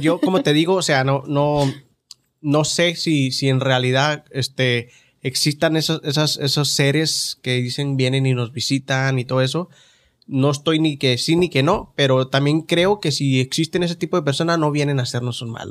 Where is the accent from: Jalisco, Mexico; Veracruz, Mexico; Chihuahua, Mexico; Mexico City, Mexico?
Chihuahua, Mexico; Ciudad Juárez; now in United States; de niño ya en Juárez era muy raro porque el barrio era tan pobre